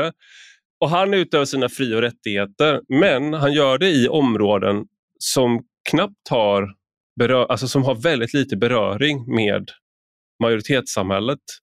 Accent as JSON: {"language": "Swedish", "country": "Sweden", "said": "jag har inget annat land, så att säga, jag har ingen annan, ingen annan bakgrund än, även mm. mitt namn antyder det, men det har jag inte. Jag är bara svensk"}